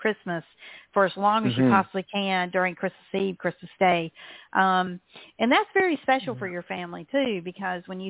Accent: the South, United States; as a Southerner

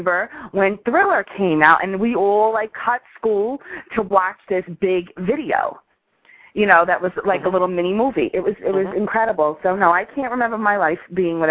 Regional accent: New York, United States; I grew up in New York

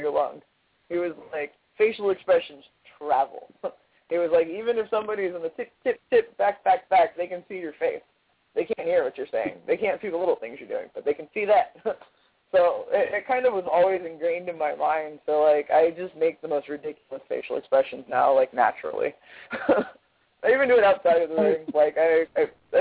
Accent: Sacramento, California, United States; I know I'm Californian, but I'm not the Valley Girl kind. I'm NorCal, not SoCal

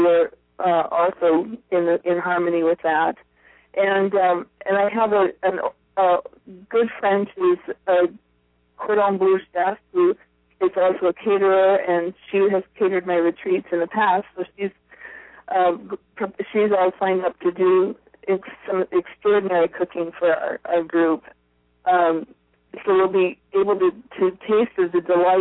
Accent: Iowa, United States; also born or lived in Hawaii; now in Portland, United States; I grew up in a small town in Iowa

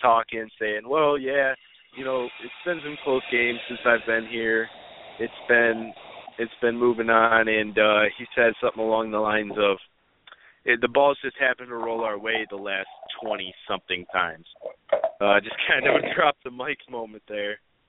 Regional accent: Detroit, Michigan, United States; my hometown Detroit

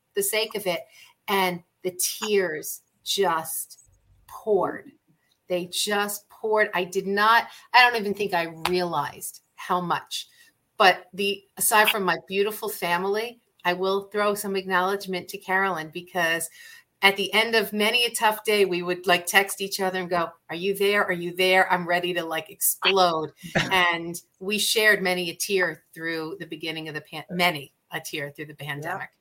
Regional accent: New York City, New York, United States; moved away as an adult; now in Arizona, United States; I grew up in New York City, so we went to the theater all the time

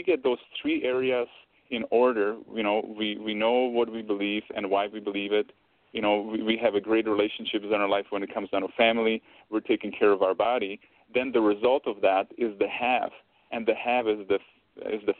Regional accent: Czechia; now in Canada; I grew up around the food, because I'm originally from Czech Republic and we ate different food there

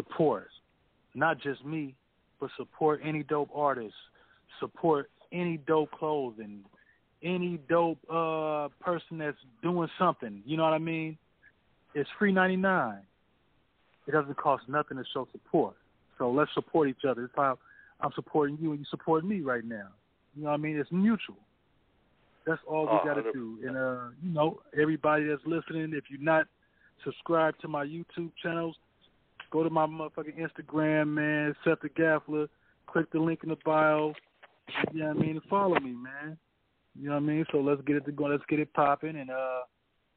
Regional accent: the Bay Area, California, United States; I'm from the Bay

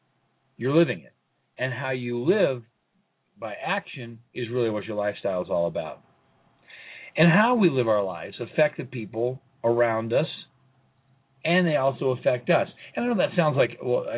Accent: Colorado Springs, Colorado, United States; here in Colorado Springs in my hometown

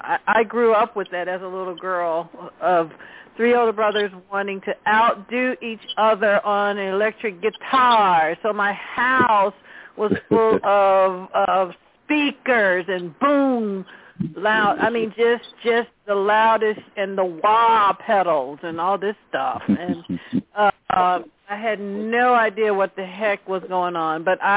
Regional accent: Nashville, Tennessee, United States; moved away; I'm from Nashville, Tennessee, originally.

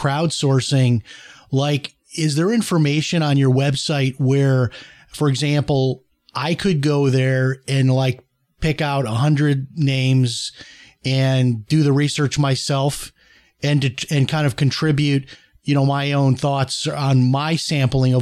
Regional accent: Chicago, Illinois, United States; I'm from Chicago

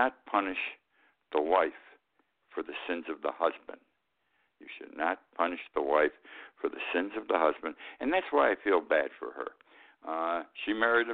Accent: Utica, New York, United States; I grew up in Utica, New York. Not a big town, not a small town, 100, 125,000 people.

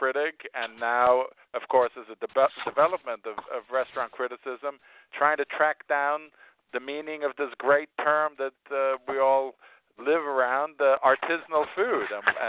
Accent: Spain; I was born in Spain. My parents were expatriates who lived there, so I grew up eating a lot of Spanish food

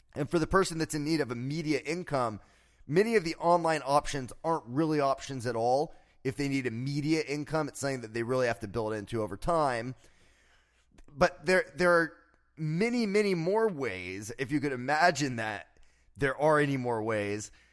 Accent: South Florida, United States; growing up in South Florida, I remember a time as a child

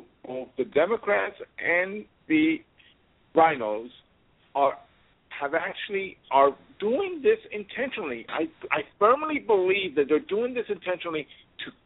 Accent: New York City, New York, United States; I'm a city guy. I'm from the Upper West Side in Manhattan.

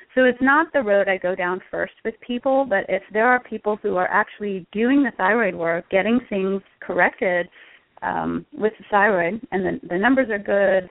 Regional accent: Connecticut, United States; moved away as an adult; also born or lived in Mexico; now in Austin, United States; I'm originally from the Northeast. I grew up in Connecticut

